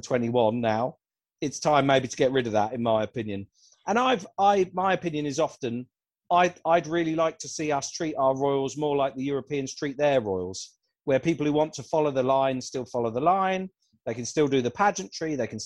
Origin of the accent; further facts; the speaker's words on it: United Kingdom; I am definitely in the minority as a Brit